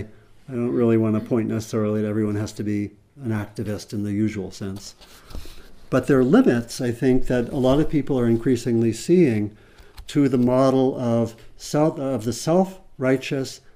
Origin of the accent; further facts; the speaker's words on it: Berkeley, California, United States; my hometown of Berkeley, California